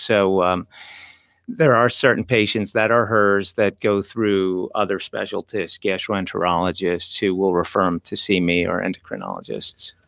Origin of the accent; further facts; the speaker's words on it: New Jersey, United States; moved away as an adult; also born or lived in Manhattan, New York; now in Stuart, United States; grew up in New Yo, in Jersey and schooled in Jersey, trained in Jersey